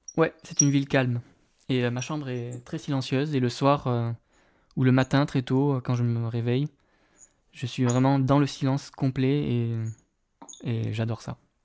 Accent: Drôme, Auvergne-Rhône-Alpes, France; now in Alaska, United States; je viens de France, de la région de Rhône-Alpes, euh, dans la Drôme

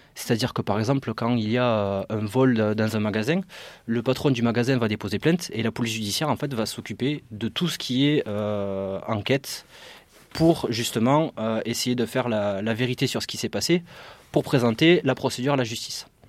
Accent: Carcassonne, Occitania, France; moved away as an adult; now in Paris region, France; comme vous pouvez l'entendre à mon accent, je ne suis pas du tout de région parisienne, je ne suis pas du tout du 9-3 ou de même de Noisy-le-Grand. Je viens, de Carcassonne, dans une petite ville dans le sud, à côté de, à côté de Toulouse

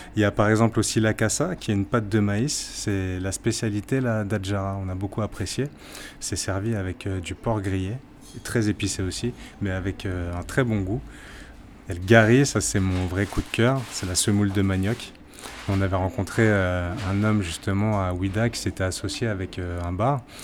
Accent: Martinique; Je suis de la Martinique

